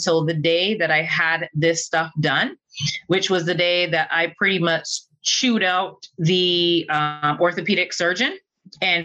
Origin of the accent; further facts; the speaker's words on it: Barbados; moved away as an adult; now in Duluth, United States; I am originally from Barbados. I left Barbados on a college scholarship, an athletic scholarship to play volleyball here in the US